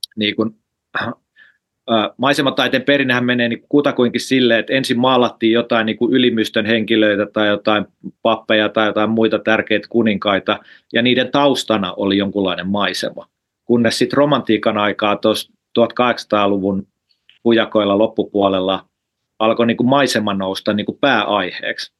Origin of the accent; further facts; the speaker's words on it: Lahti, Päijät-Häme, Finland; moved away as an adult; now in Helsinki, Finland; mä oon siis Lahdesta kotosi, mä oon Lahdessa syntynyt ja, ja, ja asunut